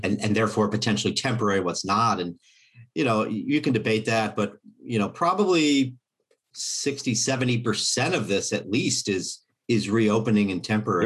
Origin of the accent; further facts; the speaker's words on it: Kansas City, United States; my hometown Fed